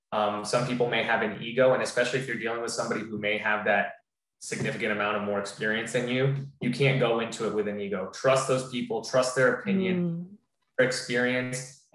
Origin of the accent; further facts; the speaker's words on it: Florida, United States; also born or lived in New Jersey; I was born in New Jersey, but I've lived in Florida the majority of my life, so I'm a Floridian